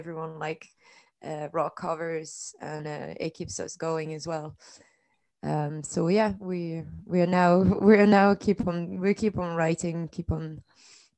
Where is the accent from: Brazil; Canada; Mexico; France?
France; moved away as an adult; now in Edinburgh, United Kingdom; I come from France. I've been here 5 years almost